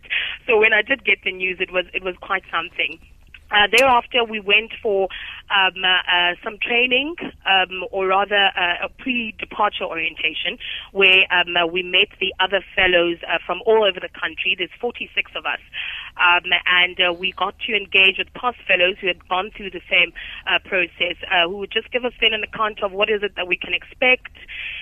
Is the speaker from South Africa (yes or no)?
yes; South Africa; we as South African fellows